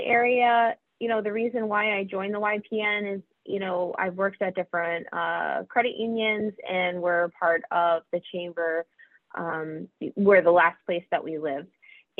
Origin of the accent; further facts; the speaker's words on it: Capital Region, New York, United States; moved away as an adult; I am originally from the Capital Region, born and raised